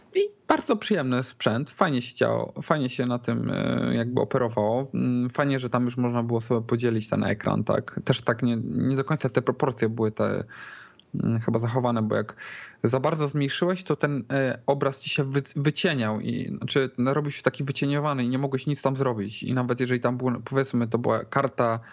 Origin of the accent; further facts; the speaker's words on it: Poznań, Greater Poland, Poland; jestem akurat z Poznania